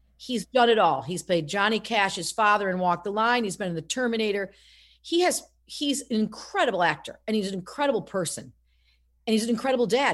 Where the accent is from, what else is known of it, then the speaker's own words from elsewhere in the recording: Casanova, New York, United States; now in Rumson, United States; I'm from Casanova, uh, New York originally.